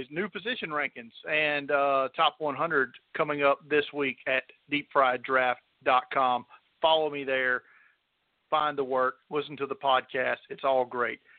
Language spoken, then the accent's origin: English; Mobile, Alabama, United States; my hometown of Mobile